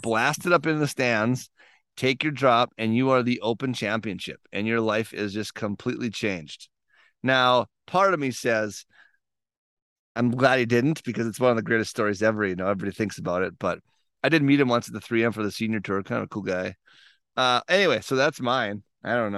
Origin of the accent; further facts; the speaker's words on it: near Erskine, Minnesota, United States; a little nine hole course in Erskine, Minnesota, up by my hometown